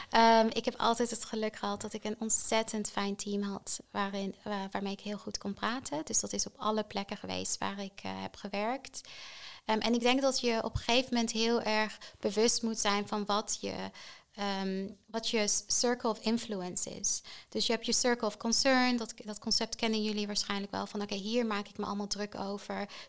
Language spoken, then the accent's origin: Dutch; Netherlands; Maar ik denk voor ons als Nederlanders, absoluut underrated.